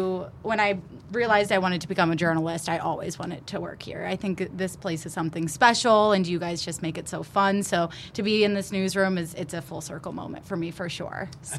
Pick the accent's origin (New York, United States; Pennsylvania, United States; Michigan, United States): Pennsylvania, United States; Hanover Township; Born and raised right in Hanover Township.